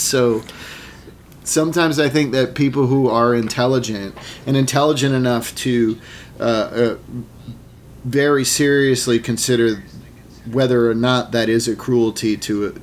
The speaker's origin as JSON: {"language": "English", "town": "Sherborn", "region": "Massachusetts", "country": "United States", "tie": "born or raised there", "also_born_or_lived": "New York", "moved": "yes", "lives_now": "Los Angeles, United States", "said": "I grew up in a little town called Sherborne in Massachusetts, or Sherbin, as they say, in Massachusetts"}